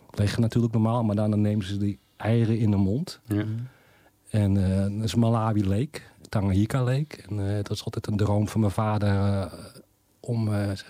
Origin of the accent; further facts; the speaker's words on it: Netherlands; now in Denmark; En je gaat dus als Nederlander in Denemarken. En dan praat je al, dan kun je zo al geen Nederlands praten.